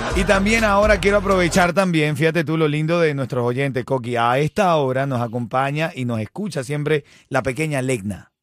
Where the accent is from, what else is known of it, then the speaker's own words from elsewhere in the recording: Miami, Florida, United States; cómo somos los de Miami